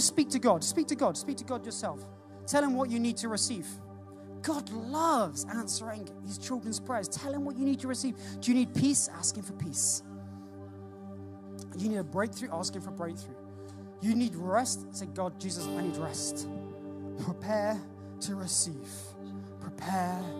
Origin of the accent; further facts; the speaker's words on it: United Kingdom; we're British.